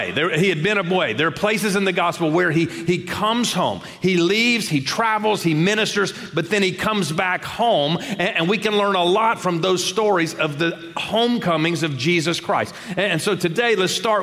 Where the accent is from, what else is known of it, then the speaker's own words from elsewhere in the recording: Shreveport, Louisiana, United States; I grew up in Shreveport, Louisiana